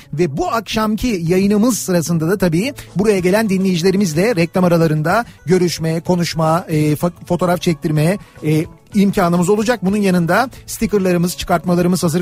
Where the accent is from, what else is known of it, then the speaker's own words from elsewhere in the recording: Istanbul, Turkey; moved away; ben İstanbulluyum ve İstanbul'da doğup büyüdüğüm için seviyorum İstanbul'u.